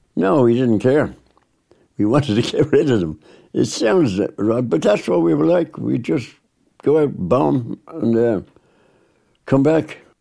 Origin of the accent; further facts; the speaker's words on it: Dublin, Leinster, Ireland; I was born and bred in Dublin.